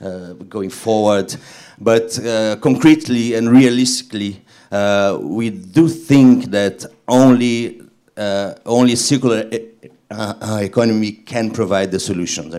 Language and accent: English; Brazil; moved away; I was born in Brazil